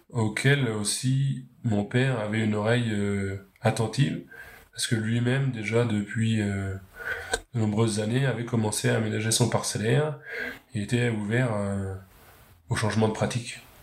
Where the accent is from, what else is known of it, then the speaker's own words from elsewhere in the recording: Pays de Caux, Upper Normandy, France; en Haute-Normandie, je viens du Pays de Caux, une région côtière très fertile